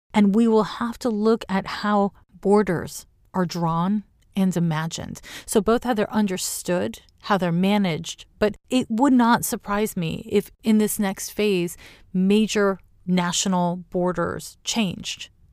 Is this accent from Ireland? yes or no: no; Canada; now in Oakland, United States; as a Canadian now living in California, to me, living in Oakland, California